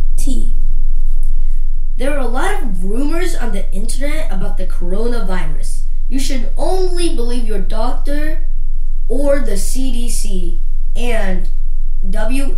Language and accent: English; Mexico; accent: Mexican; English is a second language; now in United States; my broken, thick accent, so I'm fine with you saying I have Mexican